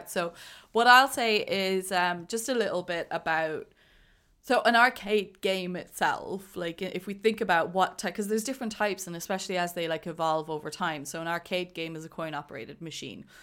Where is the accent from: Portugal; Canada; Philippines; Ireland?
Ireland; Cork, Munster; I grew up in Definitely. Cork. There was nothing else